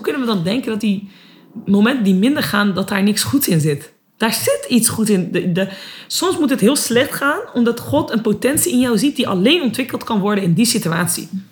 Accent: Netherlands; ben ook gewoon geboren en opgegroeid in Nederland.

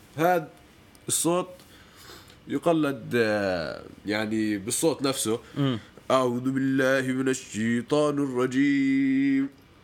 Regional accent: Jordan; moved away as an adult; مواليد الاردن ويعني سكان الاردن ل 18 سنه

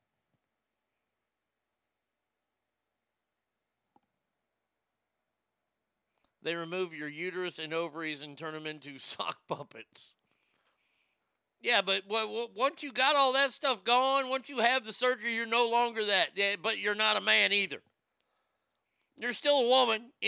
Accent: Texas, United States; I'm a Texan.

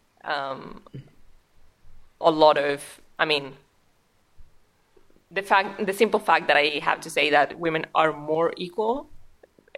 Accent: Spain; English is a second language; now in Norway; we're both from Spain

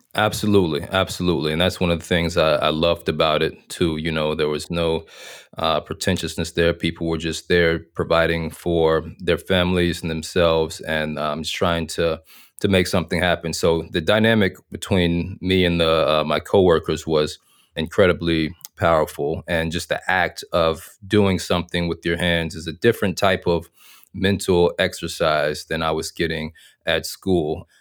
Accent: Little Rock, Arkansas, United States; moved away as an adult; also born or lived in North Carolina; I'm from Arkansas, born and raised in Little Rock, Arkansas

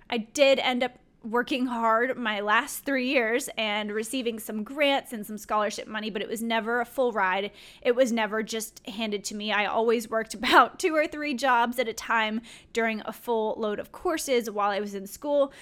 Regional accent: Louisiana, United States; moved away as an adult; I'm from Louisiana, so that was out-of-state tuition for me.

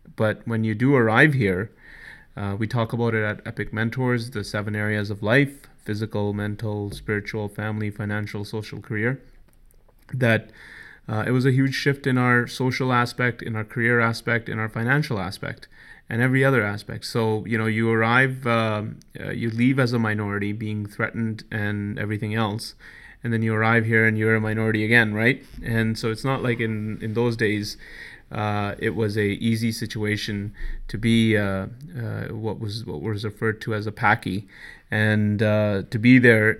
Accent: New Delhi, Delhi, India; now in Canada; growing up in New Delhi, as, as you know, I was born in New Delhi

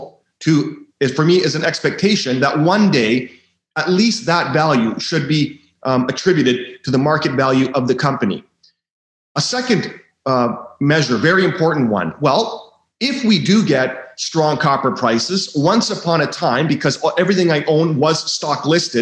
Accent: Vancouver, British Columbia, Canada; I was born in Vancouver, and it is a world capital of people that speculate in junior mining shares.

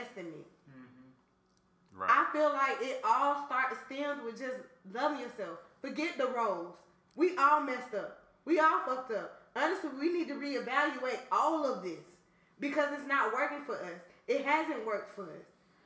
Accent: Atlanta, Georgia, United States; I'm from Atlanta

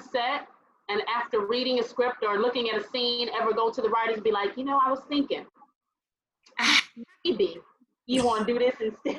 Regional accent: Compton, California, United States; I'm from Compton.

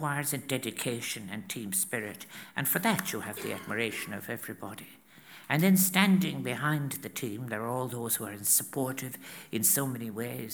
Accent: County Clare, Munster, Ireland; moved away as an adult; also born or lived in Limerick / Galway; I was born in Limerick, as you know, and then I was reared 14 miles out in County Clare. And then I moved when I was 19 to Galway.

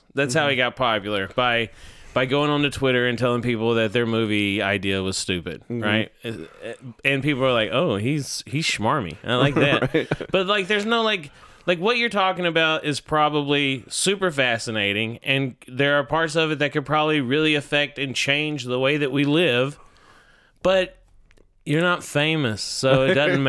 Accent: Georgia, United States; England, Georgia? Is that what you mean? I'm from Georgia.

